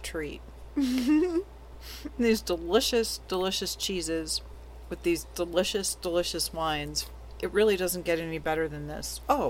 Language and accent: English; Scottsdale, Arizona, United States; When I was a little kid, we lived in it was way north Scottsdale at the time. Now it's the middle of Scottsdale. We lived at Scottsdale and Shea